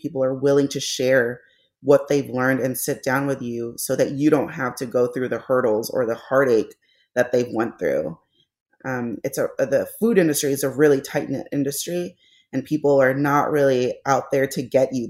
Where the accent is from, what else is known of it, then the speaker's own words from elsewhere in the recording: Los Angeles, California, United States; moved away as an adult; now in St. Louis, United States; We're transplants to Saint Louis. We're from Los Angeles